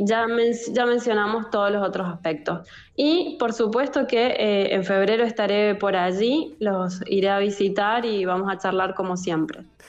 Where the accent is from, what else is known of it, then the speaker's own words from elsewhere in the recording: Argentina; now in Italy; yo soy abogada argentina